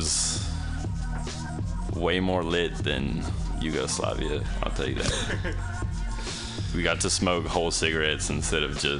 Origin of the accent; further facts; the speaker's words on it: Romania; I grew up in Romania and with my grandparents